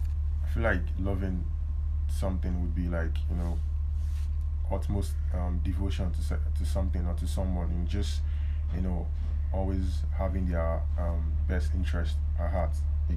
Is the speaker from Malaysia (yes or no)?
no; Nigeria